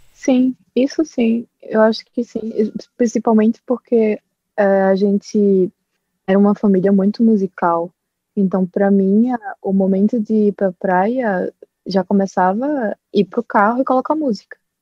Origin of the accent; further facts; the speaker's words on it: Olinda, Pernambuco, Brazil; moved away as an adult; now in Belgium; eu sou de Olinda